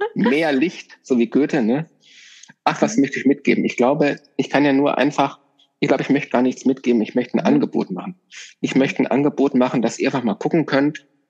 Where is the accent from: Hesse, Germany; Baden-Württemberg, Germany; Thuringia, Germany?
Hesse, Germany; Northern; moved away; ich kenne das aus meiner alten Heimat, ich bin in Nordhessen aufgewachsen, ganz ländlich